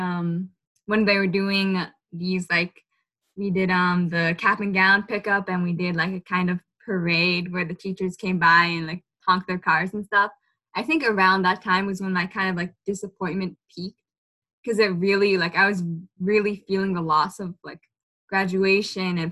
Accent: Malden, Massachusetts, United States; I'm from Malden. I just graduated from Malden High this year

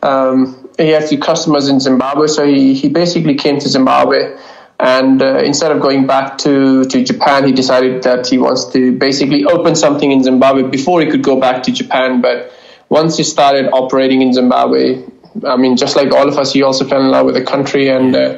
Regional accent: Sialkot, Punjab, Pakistan; moved away; me growing up in Pakistan is no different to any other kid growing in Pakistan

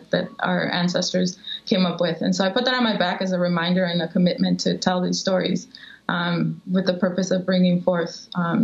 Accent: Chicago, Illinois, United States; also born or lived in Mexico; growing up in Chicago

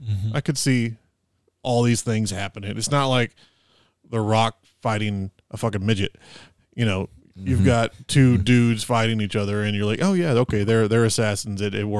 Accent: United States; We're American.

